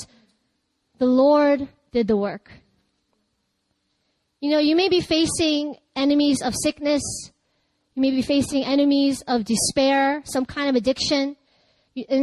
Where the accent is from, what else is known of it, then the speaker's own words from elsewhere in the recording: Ellicott City, Maryland, United States; in my hometown in Ellicott City, there's a lot of Korean people